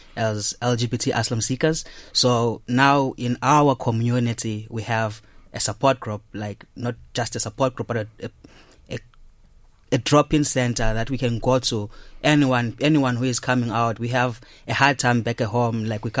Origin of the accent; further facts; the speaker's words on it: Zimbabwe; moved away as an adult; also born or lived in Ireland; now in Mosney, Ireland; I'm originally from Zimbabwe. I was born and raised in Zimbabwe, and then I came to Ireland in 2017